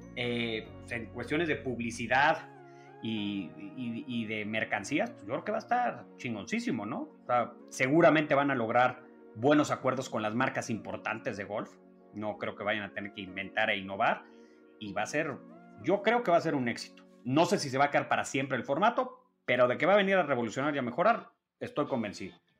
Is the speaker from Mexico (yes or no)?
yes; Mexico; Somos los mexicanos aquellos que te dieron lata